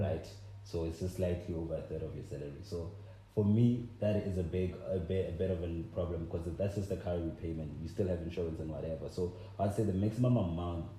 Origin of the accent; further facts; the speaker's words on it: Limpopo, South Africa; I'm from Limpopo